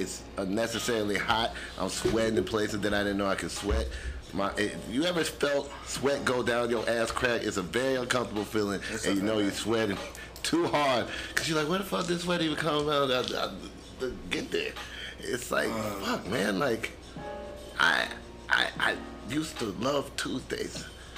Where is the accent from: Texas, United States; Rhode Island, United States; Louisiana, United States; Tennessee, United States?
Louisiana, United States; accent: Southern Louisiana; That's my Southern Louisiana accent, minus you know what I'm saying.